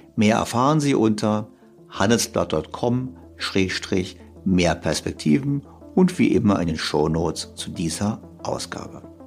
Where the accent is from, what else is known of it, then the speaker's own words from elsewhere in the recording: Germany; jetzt sind wir beide ja Deutsche